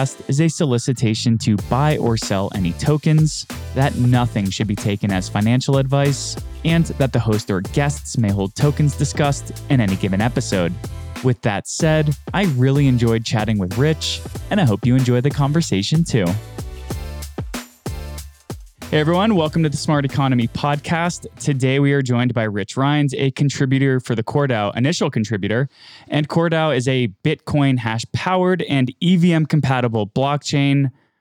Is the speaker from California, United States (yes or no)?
no; Miami, Florida, United States; I'm from Miami